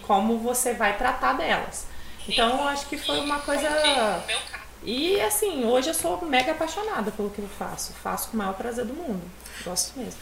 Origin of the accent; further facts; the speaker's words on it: Venda Nova do Imigrante, Espírito Santo, Brazil; also born or lived in Rio de Janeiro; eu sou de Venda Nova do Imigrante, uma cidade perto daqui. É, moro lá desde pequena, só saio para estudar